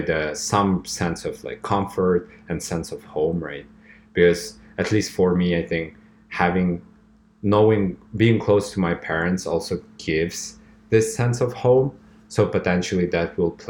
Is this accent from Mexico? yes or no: no; Kazakhstan; moved away